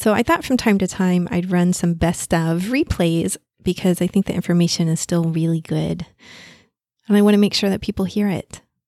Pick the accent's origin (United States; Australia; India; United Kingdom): United States; the South; accent: southern; You can also hear my southern accent come out.